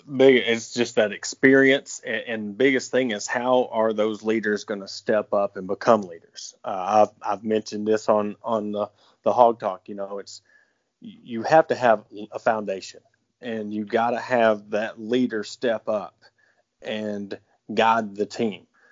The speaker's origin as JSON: {"language": "English", "region": "South Carolina", "country": "United States", "said": "I'm being from South Carolina"}